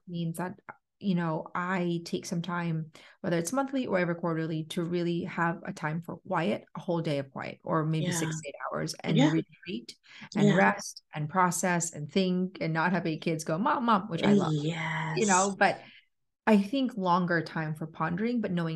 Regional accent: Philippines; I am Filipino

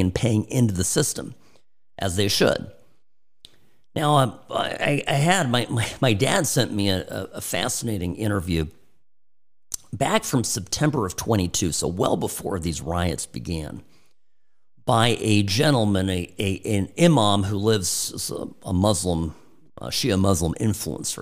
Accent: California, United States; my experience growing up in California

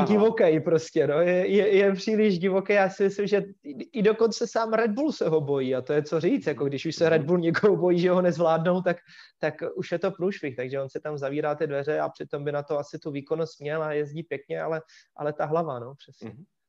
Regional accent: Czechia; jsem Čech

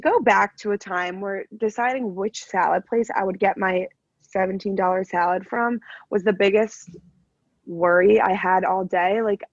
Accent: East Coast, United States; on the East Coast

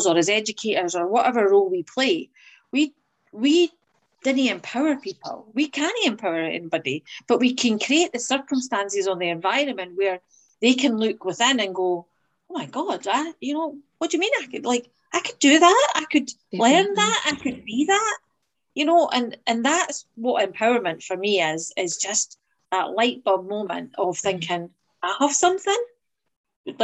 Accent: Edinburgh, Scotland, United Kingdom; I grew up in Muirhouse, an area in Edinburgh

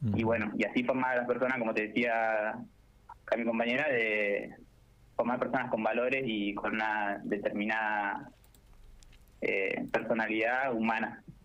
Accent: General Pico, La Pampa, Argentina; moved away as an adult; now in Córdoba, Argentina; soy de ahí de pico

